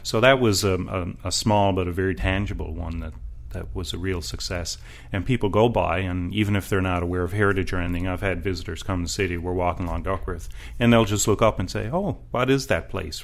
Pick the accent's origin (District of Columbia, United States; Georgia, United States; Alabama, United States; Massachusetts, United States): District of Columbia, United States; Washington; I grew up in Georgetown, too